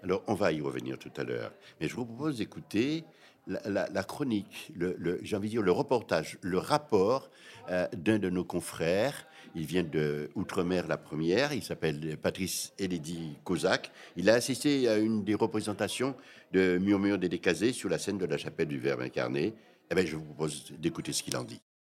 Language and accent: French; Guadeloupe; moi, en tant que ce que je suis, c'est-à-dire guadeloupéen